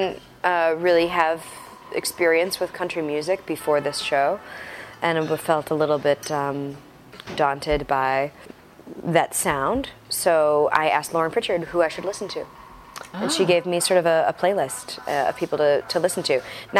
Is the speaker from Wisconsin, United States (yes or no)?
yes; Wisconsin, United States; I'm from Wisconsin.